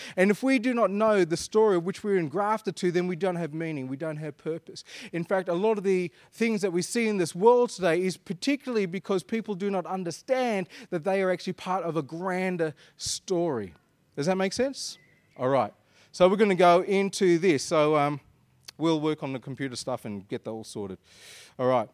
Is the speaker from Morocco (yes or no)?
no; Perth, Western Australia, Australia; I was born in Perth. I'm like an Anglo-Indian, Perth-born sand groper